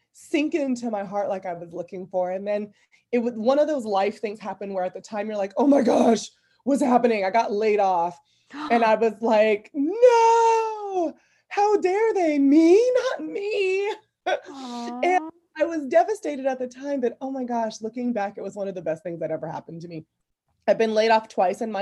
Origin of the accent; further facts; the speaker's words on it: Fairview, California, United States; I grew up in the Bay Area in California, in a small area called Fairview County